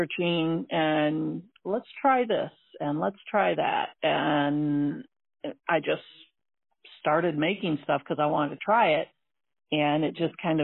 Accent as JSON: {"language": "English", "town": "St. Joseph", "region": "Michigan", "country": "United States", "tie": "born or raised there", "lives_now": "South Bend, United States", "said": "I grew up in St. Joe."}